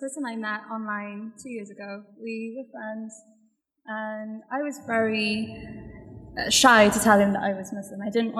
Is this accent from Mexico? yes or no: no; Wales, United Kingdom; accent: Welsh; I'm from Wales.